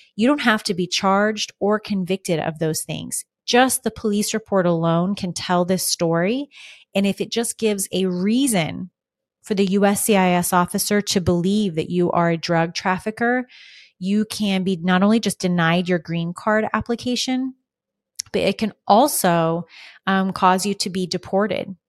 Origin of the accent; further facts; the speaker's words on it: United States; also born or lived in Arizona; as an American